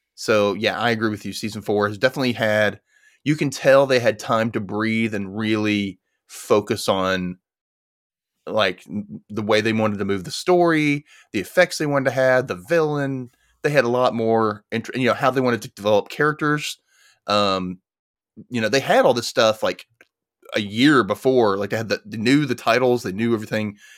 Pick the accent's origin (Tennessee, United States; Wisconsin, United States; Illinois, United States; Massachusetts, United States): Tennessee, United States; Memphis; My hometown